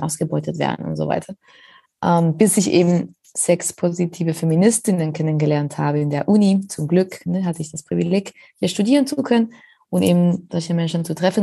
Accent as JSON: {"language": "German", "country": "Spain", "second_language": "German", "moved": "yes", "lives_now": "Berlin, Germany", "said": "ich komme ja ursprünglich aus Spanien"}